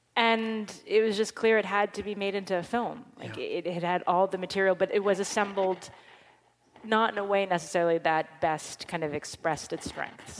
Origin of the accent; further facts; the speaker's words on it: New York City, New York, United States; we're two girls from Manhattan